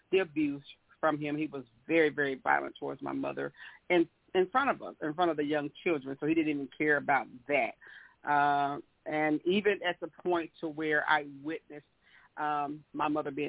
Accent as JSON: {"language": "English", "region": "the South", "country": "United States", "said": "we are from the South, we're from the South, and slavery was so dominant back then"}